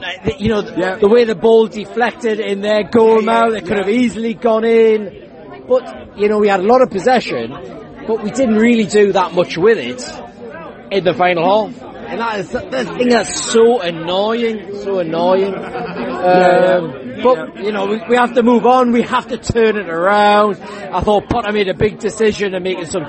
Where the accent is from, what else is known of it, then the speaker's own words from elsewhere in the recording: Newcastle upon Tyne, North East England, United Kingdom; as a Geordie and a Brighton fan